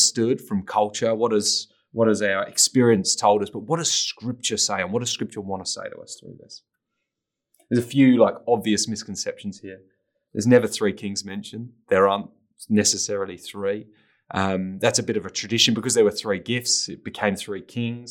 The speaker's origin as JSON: {"language": "English", "region": "England", "country": "United Kingdom", "tie": "born or raised there", "said": "I grew up in England, very post-Christian culture"}